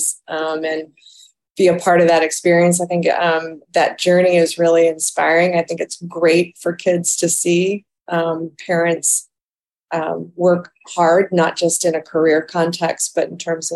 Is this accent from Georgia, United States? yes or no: no; Toledo, Ohio, United States; I was born in Toledo, Ohio